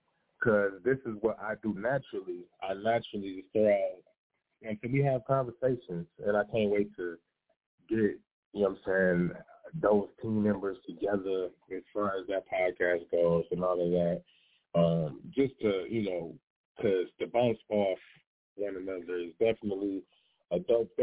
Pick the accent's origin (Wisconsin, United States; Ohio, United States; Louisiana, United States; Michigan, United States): Michigan, United States; Detroit; I'm from Detroit